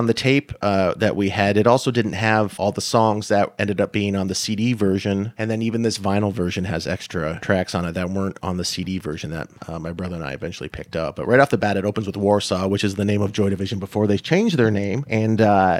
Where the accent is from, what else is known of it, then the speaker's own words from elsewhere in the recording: Dunnville, Ontario, Canada; growing up in Dunville, it's a small town